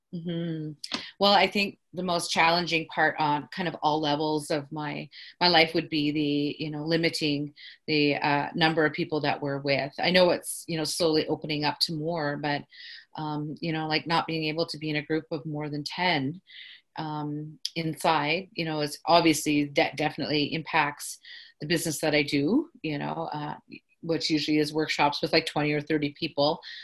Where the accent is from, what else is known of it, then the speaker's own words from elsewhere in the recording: Carcross, Yukon, Canada; now in Whitehorse, Canada; I'm from the Carcross Tagish First Nation